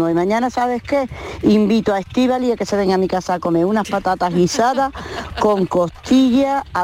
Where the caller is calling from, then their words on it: San José de la Rinconada, Andalusia, Spain; de San José de la Rinconada, en Sevilla.